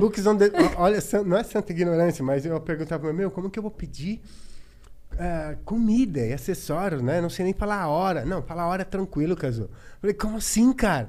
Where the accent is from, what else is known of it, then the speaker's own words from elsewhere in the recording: São Carlos, São Paulo, Brazil; moved away as an adult; eu sou do interior, de São Carlos